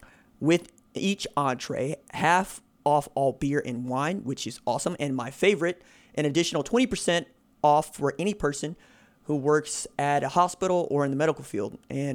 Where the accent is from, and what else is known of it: Tulsa, Oklahoma, United States; born or raised there